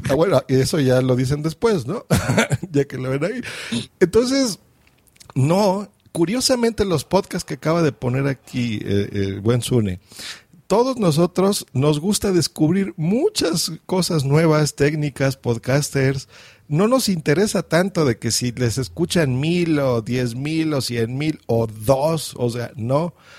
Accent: Mexico; accent: Mexican; yo estoy en México, se nota por mi acento.

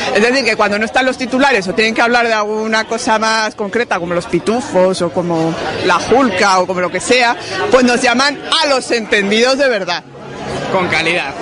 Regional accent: Basque Country, Spain; Yo soy vasco

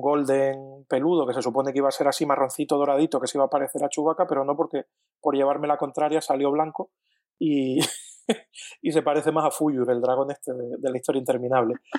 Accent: Canary Islands, Spain; yo, que soy canario digo guagua

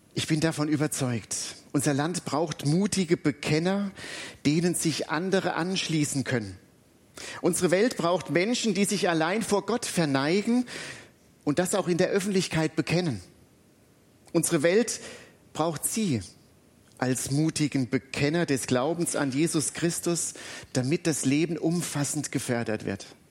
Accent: Butzbach, Hesse, Germany; now in Alzey, Germany; In meiner alten Heimatstadt Butzbach

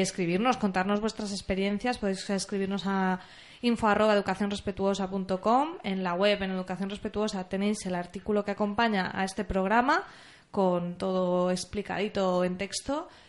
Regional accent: Alcoy, Valencian Community, Spain; en Alcoy, en de donde yo soy

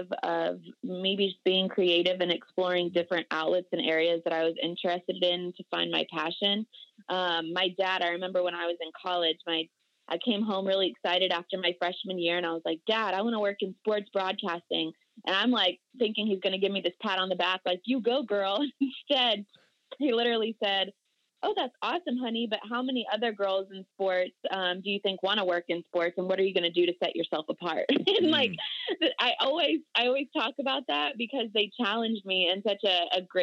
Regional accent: Jacksonville, Florida, United States; moved away as an adult; also born or lived in Northeast United States; now in Northeast, United States; grew up in Jacksonville, Florida.

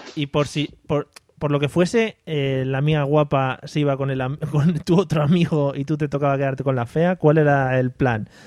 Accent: Madrid, Community of Madrid, Spain; los que somos de Madrid

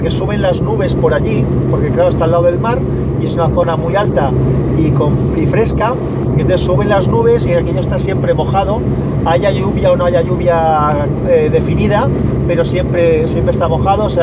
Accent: Valencia, Valencian Community, Spain; los que somos de Valencia, pues nos escapamos alguna vez

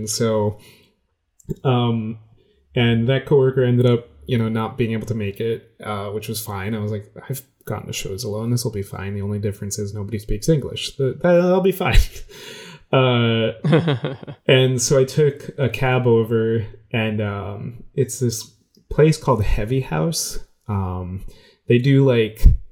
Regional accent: New York, United States; I told him New York

